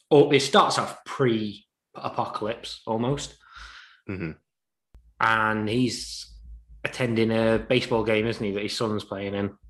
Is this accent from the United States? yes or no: no; Crewe, North West England, United Kingdom; I'm a Chicago fan. I'm from Crewe.